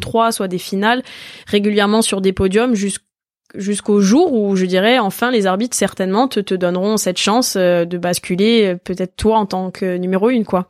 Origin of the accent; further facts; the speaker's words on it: Ajaccio, Corsica, France; je suis née à Ajaccio